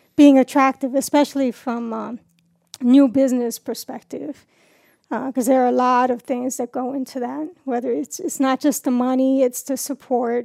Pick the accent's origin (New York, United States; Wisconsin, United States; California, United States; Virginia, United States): New York, United States; New York City; moved away as an adult; now in Warsaw, United States; I grew up in New York City